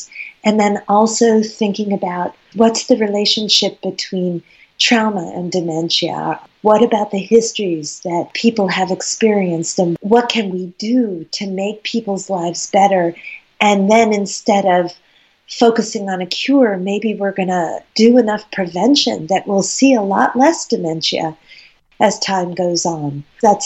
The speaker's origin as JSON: {"language": "English", "country": "United States", "also_born_or_lived": "Vermont / Dublin", "said": "In Dublin, I'm the only American"}